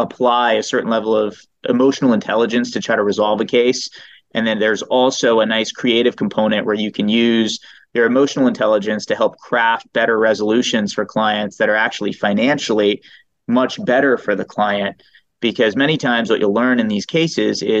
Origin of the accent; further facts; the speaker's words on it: Eastern Shore, Maryland, United States; moved away as an adult; also born or lived in New York; now in Los Angeles, United States; I was born in New York. And for undergrad, I went to University of Maryland. I grew up in Maryland on the Eastern Shore, which is pretty rural